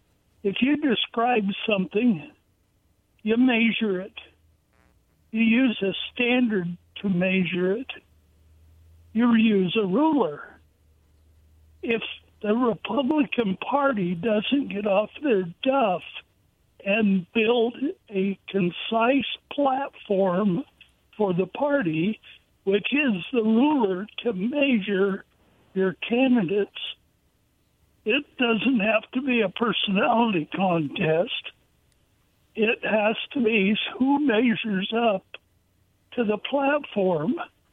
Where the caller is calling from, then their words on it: Kennewick, Washington, United States; … from Kennewick.